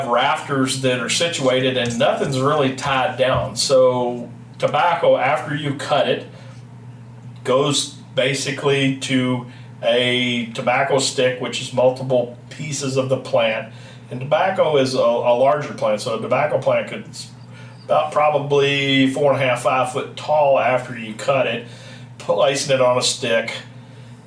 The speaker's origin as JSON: {"language": "English", "region": "Kentucky", "country": "United States", "tie": "born or raised there", "moved": "yes", "said": "I grew up in Kentucky, as you can tell based on my accent. Obviously, I'm not your true Iowan or Midwesterner"}